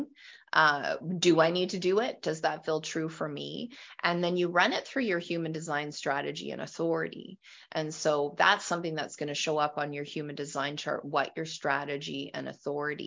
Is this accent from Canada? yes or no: yes; Western Canada, Canada; I am from Western Canada